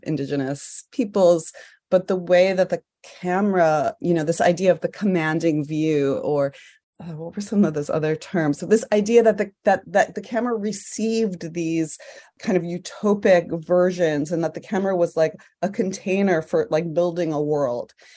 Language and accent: English; New York City, New York, United States; I grew up in New York City